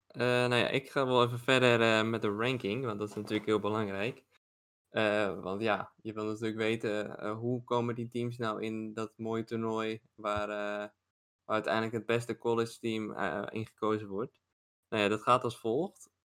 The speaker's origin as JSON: {"language": "Dutch", "country": "Netherlands", "said": "als Nederlander"}